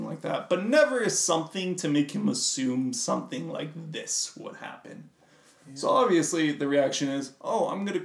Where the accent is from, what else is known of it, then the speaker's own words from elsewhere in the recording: United States; I come from a casino town. It's right on the border of Nevada, and there are a lot of casinos in Nevada, a lot of gambling going on in my hometown.